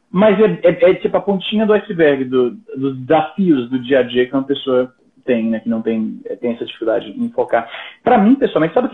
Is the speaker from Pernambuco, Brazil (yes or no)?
no; Fortaleza, Ceará, Brazil; also born or lived in Paraná / Maranhão; now in Canada; eu sou de Fortaleza, mas eu morei no Paraná, morei no Maranhão, e desde 2003 moro no Canadá.